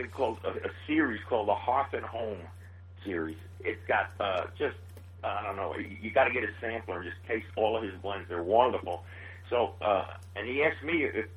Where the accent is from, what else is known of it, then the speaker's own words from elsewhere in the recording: New York City, New York, United States; moved away as an adult; now in Nashville, United States; I'm originally from Queens, New York